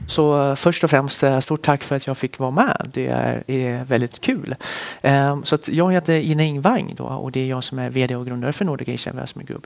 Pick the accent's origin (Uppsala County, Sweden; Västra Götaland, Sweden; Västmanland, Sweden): Västmanland, Sweden; Västerås; also born or lived in Sichuan, China / Stockholm, Sweden; vi flyttade till Sverige. när jag var cirka sju år. Och sen dess så är jag uppvuxen i Västerås